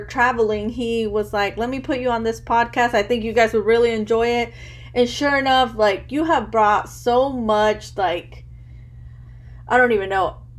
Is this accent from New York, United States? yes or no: no; Chicago, Illinois, United States; born there; but because I was born in Chicago, you know, first generation as well. Both of my parents are Mexican, but they're from different states of Mexico.